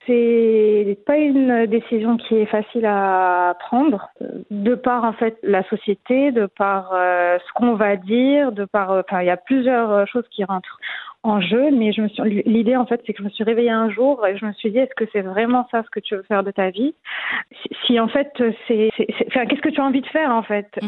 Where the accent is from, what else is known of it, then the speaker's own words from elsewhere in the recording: Morocco; moved away as an adult; also born or lived in Paris, France / Madrid, Spain; j'ai grandi au Maroc. Hein, j'ai un parcours classique. J'ai eu mon bac au Maroc